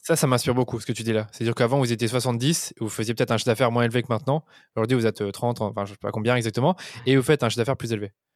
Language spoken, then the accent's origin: French; Belgium; moi je suis belge